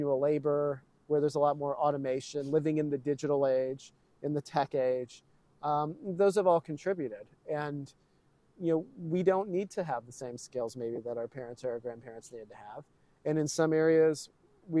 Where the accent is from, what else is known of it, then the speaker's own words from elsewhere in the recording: Texas, United States; neither of my parents grew up in Texas, right? So, you know, they've moved in from elsewhere. I'm a proud Texan, but I've always lived in this sort of coddled suburban environment